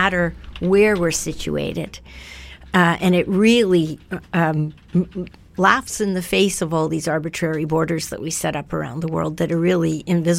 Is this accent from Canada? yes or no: yes; East Coast of Canada, Canada; now in West Coast, Canada; I grew up on the East Coast